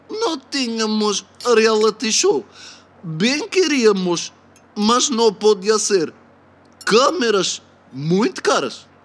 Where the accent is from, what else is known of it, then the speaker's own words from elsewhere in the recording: Marateca, Setúbal, Portugal; tenho 25 anos e venho da Marateca.